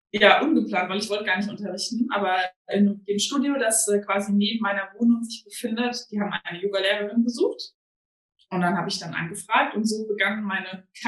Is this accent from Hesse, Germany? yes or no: yes; Hesse, Germany; born there; now in Bielefeld, Germany; weil ich äh, gebürtiger Hessin bin